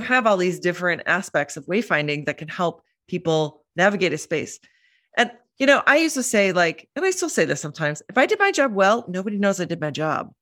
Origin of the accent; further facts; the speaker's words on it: Minneapolis, Minnesota, United States; moved away as an adult; also born or lived in London; now in New York, United States; I grew up in Minneapolis